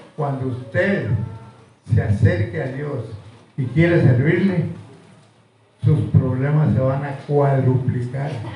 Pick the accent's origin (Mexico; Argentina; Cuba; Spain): Mexico; Aldama; yo soy de aquí de Villa de Aldama, hasta aquí está adelantito, Manuel, 33 kilómetros